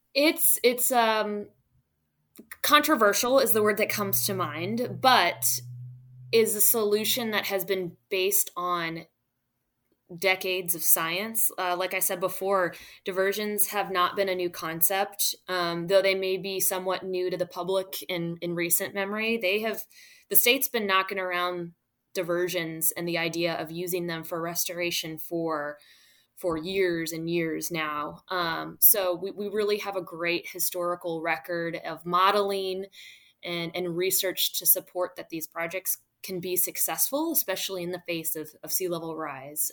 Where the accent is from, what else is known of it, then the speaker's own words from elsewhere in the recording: St. Louis, Missouri, United States; moved away as an adult; also born or lived in Florida; now in Louisiana, United States; I grew up along uh, the Mississippi River, but in the suburbs of St. Louis. So I am a Midwesterner at heart